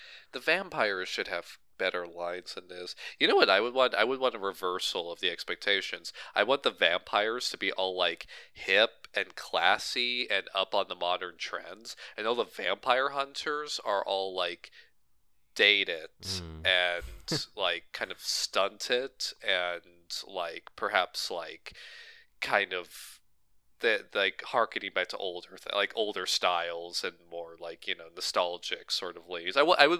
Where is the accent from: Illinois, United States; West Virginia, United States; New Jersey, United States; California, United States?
New Jersey, United States; I'm from Jersey and I use a shotgun, you know.